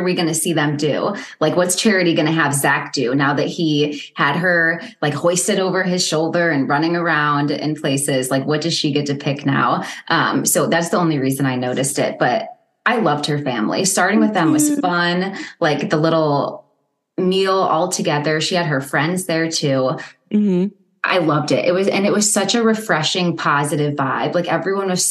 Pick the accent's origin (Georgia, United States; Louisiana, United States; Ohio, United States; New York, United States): Ohio, United States; I'm from Ohio.